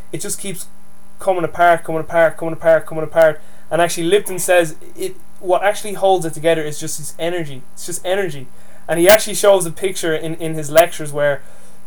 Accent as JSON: {"language": "English", "town": "Dublin", "region": "Leinster", "country": "Ireland", "accent": "Dublin Irish", "said": "I speak to you with my Dublin Irish accent"}